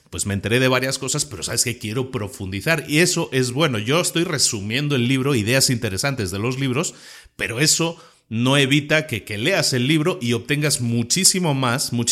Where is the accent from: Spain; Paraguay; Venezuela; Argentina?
Spain; now in Puebla, Mexico; aunque mi acento no lo delate tanto, soy, soy español que vive en México desde hace ya unos cuantos años y este podcast se graba en Puebla, México